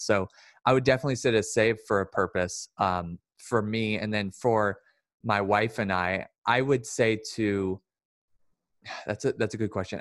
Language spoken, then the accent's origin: English; Sacramento, California, United States; also born or lived in Lodi; I grew up in South Sac